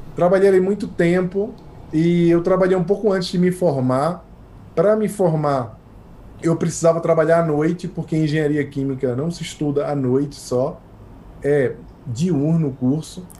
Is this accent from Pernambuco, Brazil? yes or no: yes; Recife, Pernambuco, Brazil; also born or lived in Rio de Janeiro / United States; now in São Paulo, Brazil; eu sou pernambucano